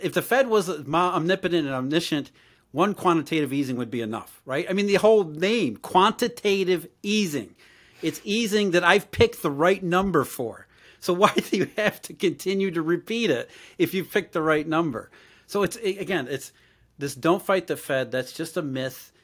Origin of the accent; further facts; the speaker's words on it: Rust Belt, United States; I grew up in the Rust Belt